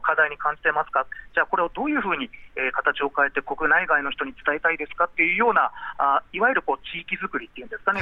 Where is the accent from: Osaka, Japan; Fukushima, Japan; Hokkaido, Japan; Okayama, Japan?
Fukushima, Japan; 僕の地元の福島の人たち